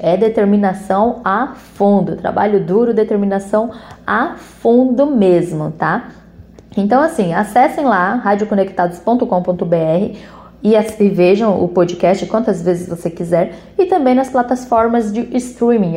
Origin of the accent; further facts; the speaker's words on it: Brazil; also born or lived in São Paulo; como brasileiro